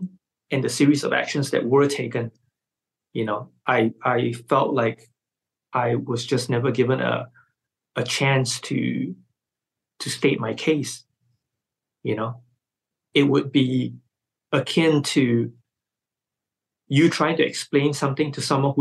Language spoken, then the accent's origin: English; Malaysia; my fellow Malaysians